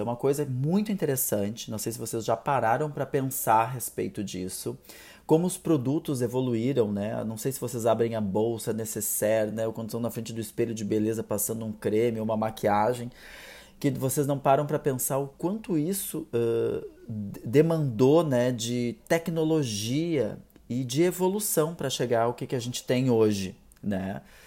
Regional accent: South Region, Brazil; eu sou aqui do Sul

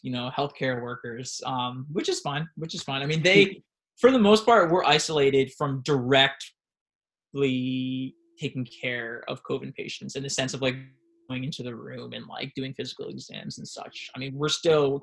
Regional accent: New York, United States; moved away; also born or lived in South Philadelphia / Phoenix; we're both from New York, me and my wife

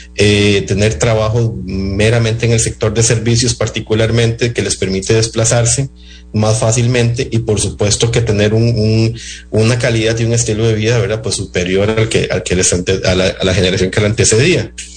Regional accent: Costa Rica; Nosotros como costarricenses

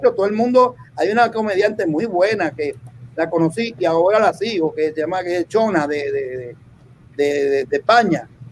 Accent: Puerto Rico; also born or lived in Dominican Republic; yo me crié en Puerto Rico. Yo vine a Puerto Rico un niño

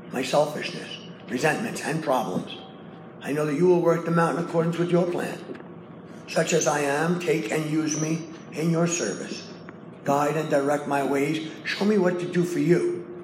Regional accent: New York City, New York, United States; I come from Brooklyn

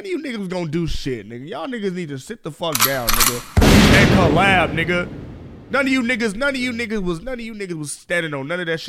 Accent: Philadelphia, Pennsylvania, United States; I grew up in Philly.

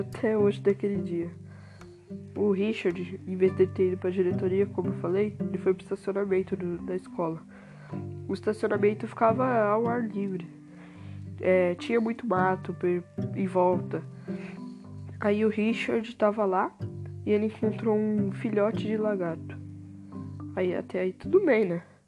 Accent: Taboão da Serra, São Paulo, Brazil; nasci em Taboão da Serra

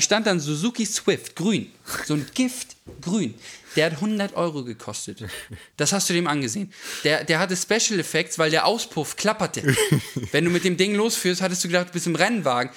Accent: Schleswig-Holstein, Germany; nach ähm, Schleswig-Holstein, je nach Selk. Hm mhm. Äh, wo ich aufgewachsen bin

